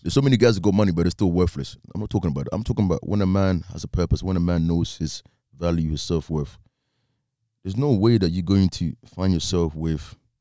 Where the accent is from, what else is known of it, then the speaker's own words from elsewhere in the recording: Ghana; I'm Ghanaian